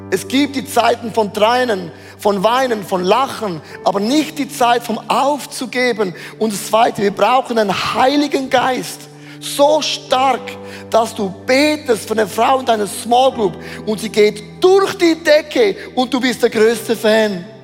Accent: Switzerland; Also das habe ich noch nie gemacht, das ist unverschämt als Schweizer.

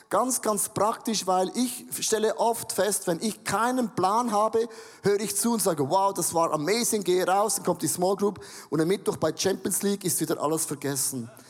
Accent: Switzerland; Genau, ist ein Australier, ich bin ein Schweizer.

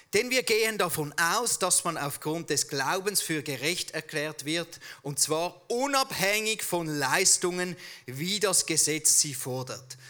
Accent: Switzerland; accent: Swiss German; unser Schweizerdeutsch extrem eckig und kantig ist

